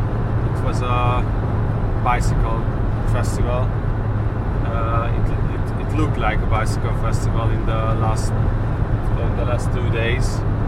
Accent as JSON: {"language": "English", "region": "Somogy", "country": "Hungary", "tie": "born or raised there", "said": "During our way, we will see the Lake Balaton and my home country, my home county, Somogy County."}